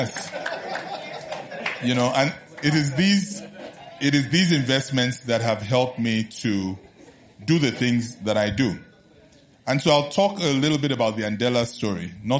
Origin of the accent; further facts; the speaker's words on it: Nigeria; also born or lived in New Haven, Connecticut; I'm proudly Nigerian